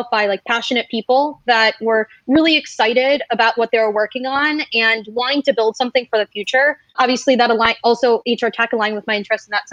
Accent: Michigan, United States; moved away; a lot of my story starts back in Michigan. I came from the Midwest

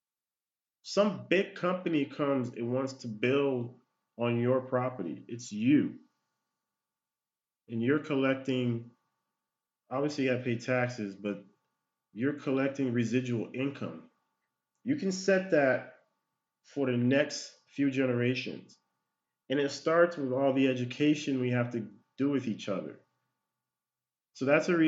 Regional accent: United States; I was born here in the United States.

